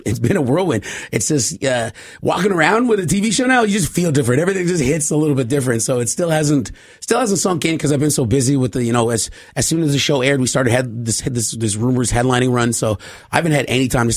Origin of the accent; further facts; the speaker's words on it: Poplar River First Nation, Manitoba, Canada; moved away; I'm from Pop River First Nation